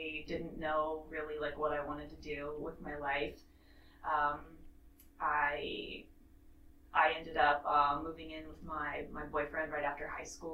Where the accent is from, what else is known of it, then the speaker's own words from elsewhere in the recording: Kansas City, Missouri, United States; now in Charleston, United States; I was born in Kansas City, Missouri